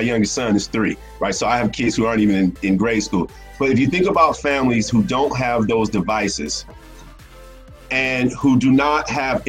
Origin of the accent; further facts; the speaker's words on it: Atlanta, Georgia, United States; I'm from Atlanta